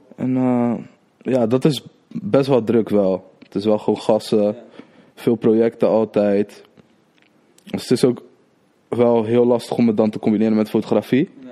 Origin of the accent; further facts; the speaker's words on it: Rotterdam, South Holland, Netherlands; Ik kom uit Krooswijk. Krooswijk, Rotterdam